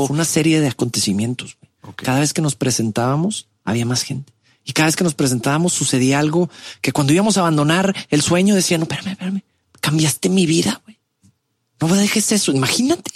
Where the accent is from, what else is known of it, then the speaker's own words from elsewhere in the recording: Monterrey, Nuevo León, Mexico; also born or lived in Mexico City; nací en Ciudad de México, llego a Monterrey desde muy chico, a los cinco años por el trabajo de papá